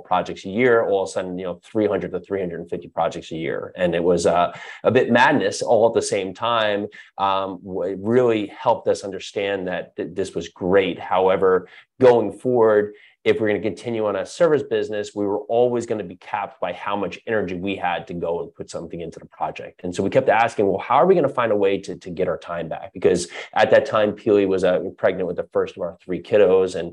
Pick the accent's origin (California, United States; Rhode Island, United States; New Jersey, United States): New Jersey, United States; moved away as an adult; also born or lived in New York City; I was born and raised in New Jersey, moved to New York City in my early 20s